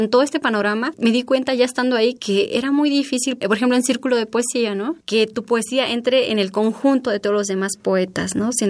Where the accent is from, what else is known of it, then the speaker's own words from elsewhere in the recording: San Quintín, Baja California, Mexico; also born or lived in Oaxaca; Pues te digo, yo crecí en San Quintín, pero también después migramos a una comunidad chatina